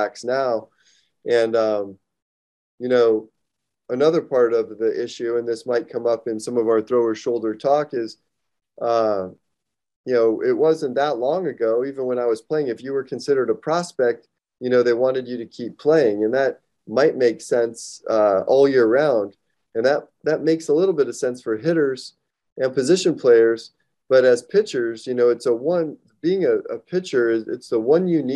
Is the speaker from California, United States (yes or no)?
no; Arizona, United States; moved away as an adult; also born or lived in San Diego; I'm from Arizona originally